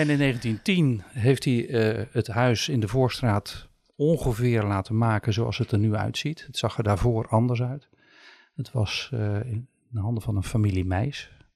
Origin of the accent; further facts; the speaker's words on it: Sommelsdijk, South Holland, Netherlands; also born or lived in Rotterdam; Geboren en getogen in Sommelsdijk, maar kort in Rotterdam geweest.